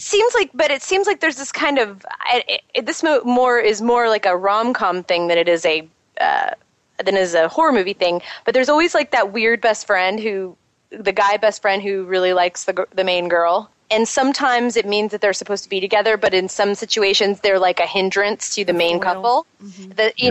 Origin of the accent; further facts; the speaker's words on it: Texas, United States; we're from Texas too